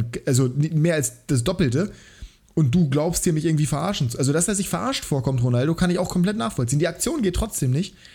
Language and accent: German; Bremen, Germany; ja natürlich, als Bremer